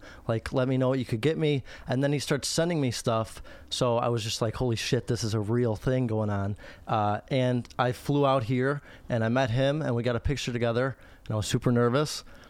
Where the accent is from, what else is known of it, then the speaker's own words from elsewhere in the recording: Chicago, Illinois, United States; So I'm 19 years old. I grew up in Chicago. I'm from Chicago.